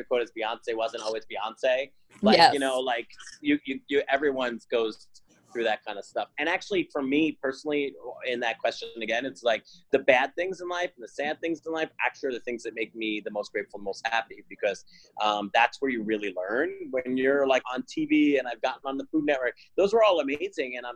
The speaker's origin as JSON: {"language": "English", "region": "New Jersey", "country": "United States", "moved": "yes", "said": "I'm from Jersey originally"}